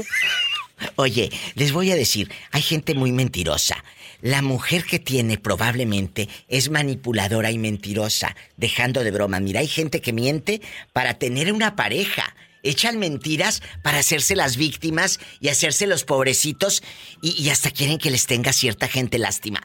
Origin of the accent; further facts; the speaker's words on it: Matamoros, Tamaulipas, Mexico; en mi tierra, en Matamoros, Tamaulipas